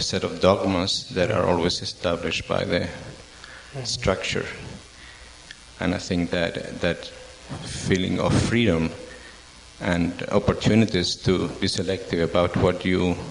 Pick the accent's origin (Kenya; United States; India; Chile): Chile; moved away; I come from Chile, and since I was a young kid